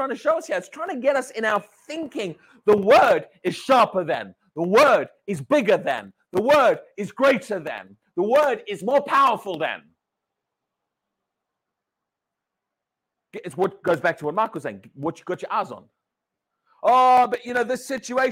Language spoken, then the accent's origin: English; United Kingdom; We're British